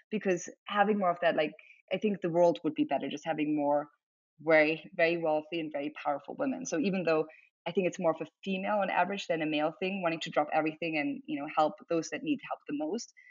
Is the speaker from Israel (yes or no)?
no; Germany; English is a second language; so being like half German, half Chinese, growing up in Germany, then moving around a lot